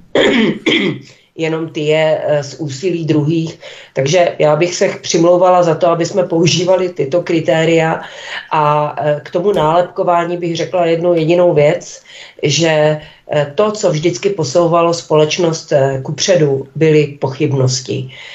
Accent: Olomouc, Olomouc Region, Czechia; u nás v Olomouci

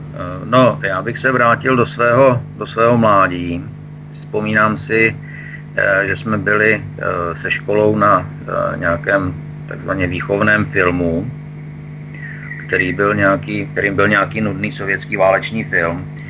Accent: Czechia; my jako Češi

